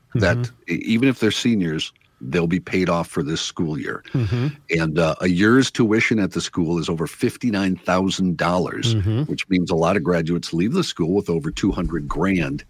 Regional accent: North Dakota, United States; my home state

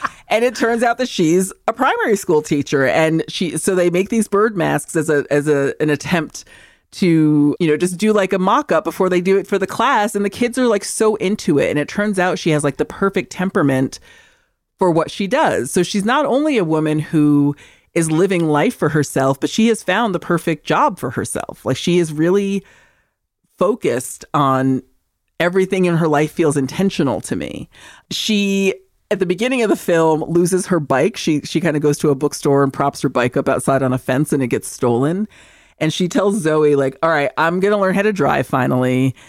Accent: Seville, Andalusia, Spain; Like, I'm from Sevilla, which you guys pronounce as Seville.

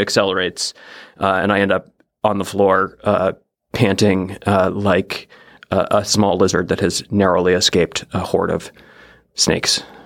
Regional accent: Oregon coast, United States; I'm from the Pacific Northwest. I grew up on the Oregon coast

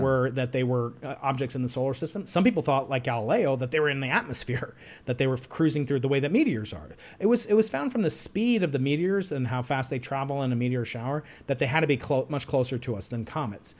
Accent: New York, United States; I'm a New Yorker.

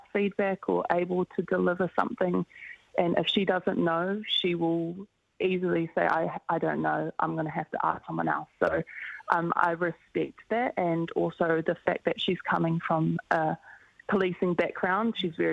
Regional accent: Auckland, New Zealand; we're both from Auckland and we represent the same region

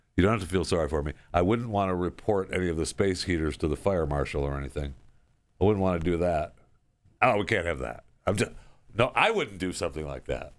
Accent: Saginaw, Michigan, United States; when I was a kid growing up in the state of Michigan, this is where I grew up in Saginaw

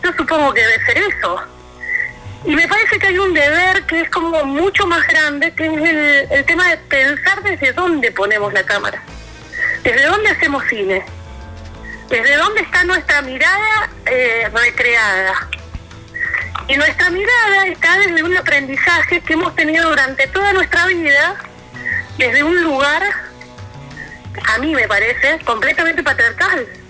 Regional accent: Mendoza, Argentina; yo como mendocina

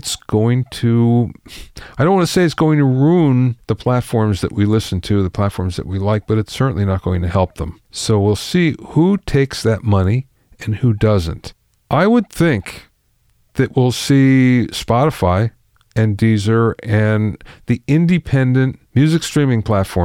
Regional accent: Minersville, Pennsylvania, United States; I grew up in Pennsylvania in a very small town. Minersville, it was called, 5,000 people, in Schuylkill County.

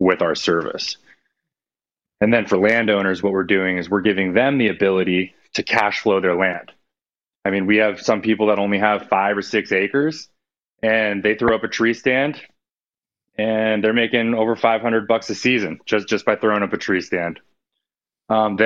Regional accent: California, United States; moved away as an adult; also born or lived in Louisiana; I grew up duck hunting in California

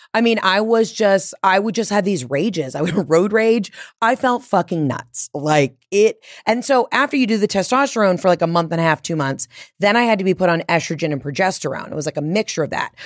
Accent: the South, United States; moved away as an adult; also born or lived in Atlanta / New York / Los Angeles; I'm from the South, and I lean into

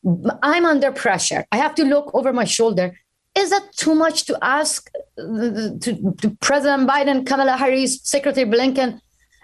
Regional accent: Iran; now in United States; if I was not Iranian journalist

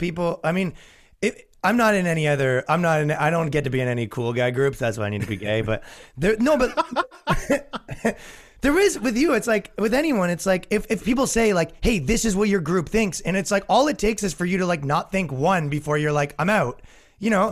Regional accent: Canada; now in New York, United States; I'm from Canada

